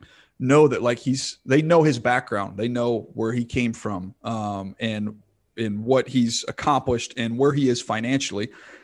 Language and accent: English; Indiana, United States; born there; I was born in Indiana. Like, you can't be born in Indiana and not be a hoops guy.